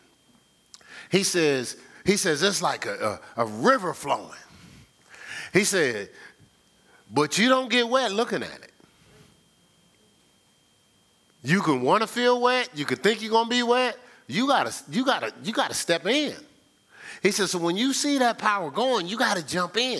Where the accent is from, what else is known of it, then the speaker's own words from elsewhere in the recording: Newark, New Jersey, United States; I'm from Newark